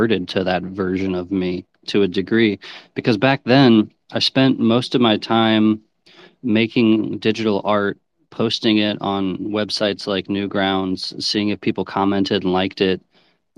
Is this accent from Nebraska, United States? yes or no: yes; Omaha, Nebraska, United States; I'm from Omaha, Nebraska, and like this big emo music scene, and that was like the music I grew up in, like high school